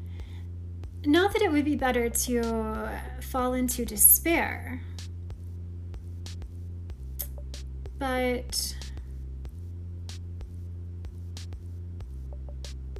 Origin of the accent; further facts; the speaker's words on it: Oklahoma, United States; accent: Southern; I am from Oklahoma.